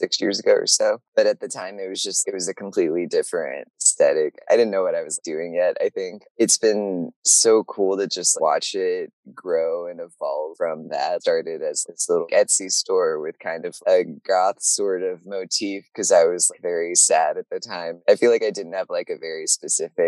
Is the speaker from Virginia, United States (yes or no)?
yes; Virginia, United States; I grew up in Virginia